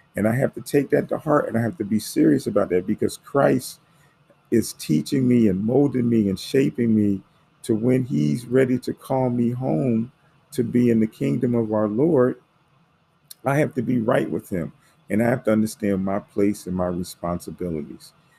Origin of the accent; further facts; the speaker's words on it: United States; I'm African American